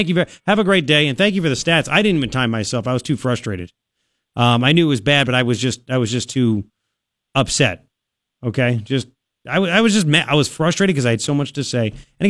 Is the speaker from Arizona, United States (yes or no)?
yes; Tucson, Arizona, United States; I said, yeah, I said, but I'm from Tucson. My show's in Tucson.